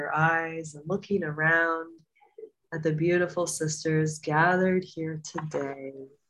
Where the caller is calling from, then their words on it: Costa Rica; calling from Costa Rica, I'm an old timer here.